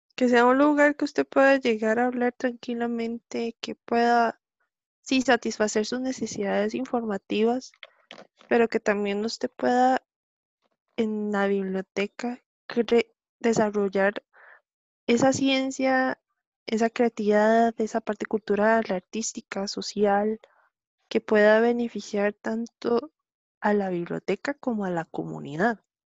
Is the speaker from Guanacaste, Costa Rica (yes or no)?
no; Grecia, Alajuela, Costa Rica; soy de aquí de Grecia, aquí Grecia Representing